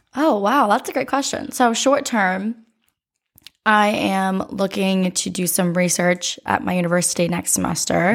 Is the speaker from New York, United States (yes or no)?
no; Oregon, Ohio, United States; I was born in Oregon, Ohio